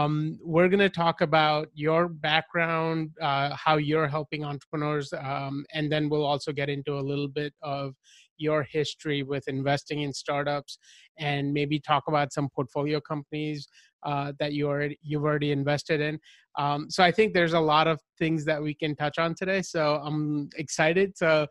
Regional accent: New York, United States; You know that I'm from New York also, so we have that in common.

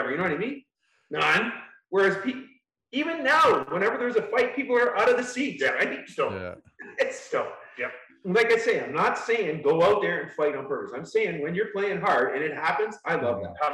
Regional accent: Canada; Just being Canadian, like it's almost inside of me.

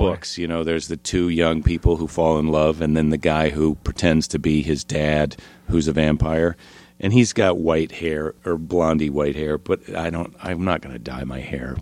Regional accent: La Crosse, Wisconsin, United States; also born or lived in Iowa; I was born in Iowa, but then, uh, I spent a, most of my childhood in La Crosse, Wisconsin.

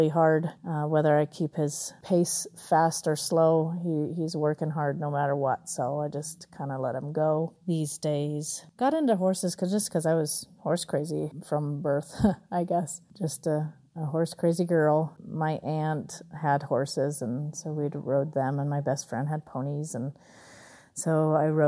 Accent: Southern California, United States; now in Colorado, United States; I'm from Colorado, originally Southern California

